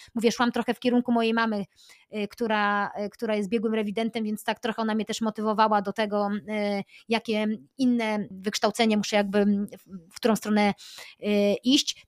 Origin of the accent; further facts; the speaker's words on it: Aleksandrów Łódzki, Łódź Voivodeship, Poland; also born or lived in United States; ja pochodzę z małej miejscowości Aleksandrów Łódzki pod Łodzią